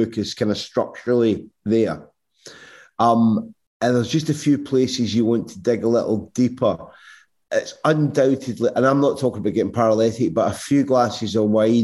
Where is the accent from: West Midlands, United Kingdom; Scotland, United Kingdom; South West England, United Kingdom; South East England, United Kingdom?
Scotland, United Kingdom; Irvine; moved away; I grew up in Irvine